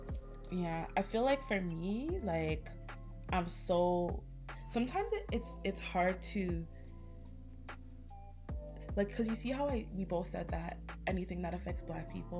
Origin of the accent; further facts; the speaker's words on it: Ghana; I'm from Ghana.